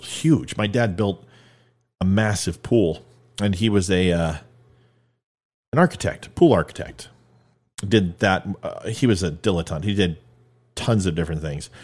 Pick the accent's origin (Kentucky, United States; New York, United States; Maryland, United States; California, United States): California, United States; I grew up in California